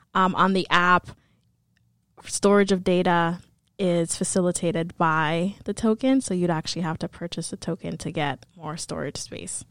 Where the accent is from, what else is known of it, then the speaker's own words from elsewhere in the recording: New York City, New York, United States; moved away; also born or lived in Atlanta, Georgia; I grew up in New York City, um, specifically the Boogie Down Bronx